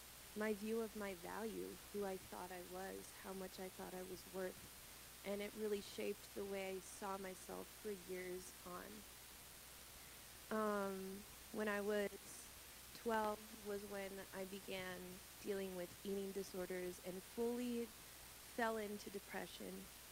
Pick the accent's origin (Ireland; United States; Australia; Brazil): Brazil; Gabe and I are actually from Brazil. We were born and raised. We're missionary kids from Brazil.